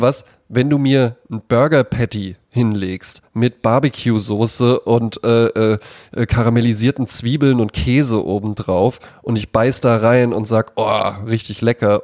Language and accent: German; Wetzlar, Hesse, Germany; moved away; in Wetzlar, wo ich herkomme